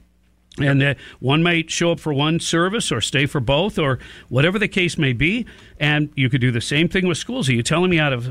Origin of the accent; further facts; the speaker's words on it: Detroit, Michigan, United States; I grew up in Detroit